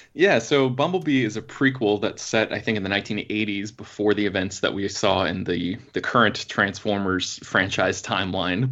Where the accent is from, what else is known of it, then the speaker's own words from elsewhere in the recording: Florida, United States; I'm from Florida